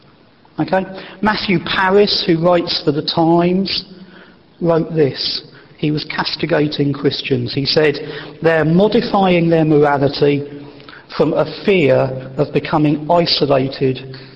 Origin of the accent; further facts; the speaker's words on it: Wessex, South West England, United Kingdom; where I was born in Wessex